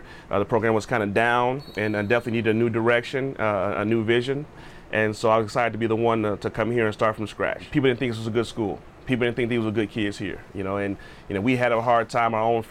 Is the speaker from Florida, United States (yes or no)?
no; Chicago, Illinois, United States; moved away; I'm originally from Chicago, Illinois, just south of Chicago. I grew up loving football